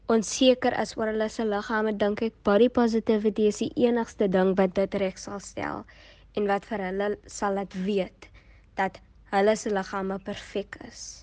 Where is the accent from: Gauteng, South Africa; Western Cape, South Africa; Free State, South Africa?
Western Cape, South Africa; Kuils River; Ek is 14 jaar oud en ek kom van Kuilsrivier af